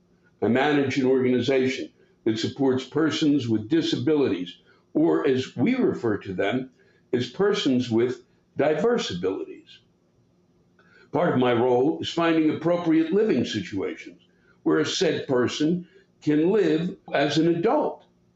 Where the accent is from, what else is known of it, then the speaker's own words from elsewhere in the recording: Canada; I am Canadian, after all